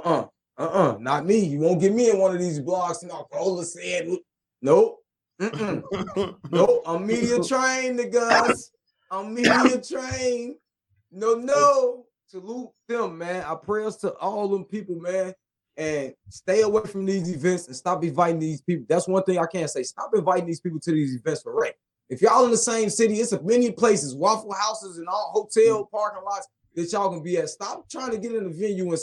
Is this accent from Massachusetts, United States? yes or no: no; Chicago, Illinois, United States; I'm from Chicago